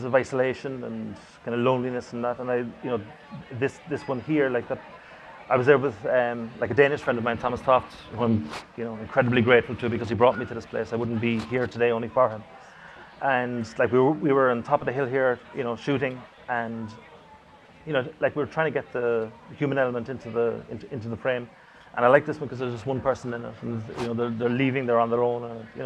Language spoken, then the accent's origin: English; Cork, Munster, Ireland; my hometown in Cork